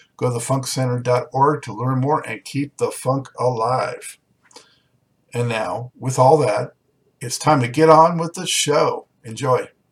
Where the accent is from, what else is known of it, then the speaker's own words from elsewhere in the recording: Los Angeles, California, United States; moved away; I'm from Los Angeles, but I've uh, I left in 2005